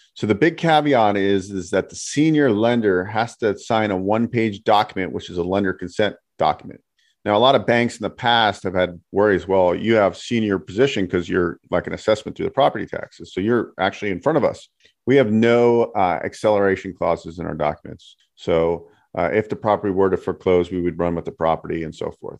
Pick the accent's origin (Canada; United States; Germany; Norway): United States; San Francisco Bay Area, California; now in Las Vegas, United States; I grew up in the Bay Area, San Francisco Bay Area.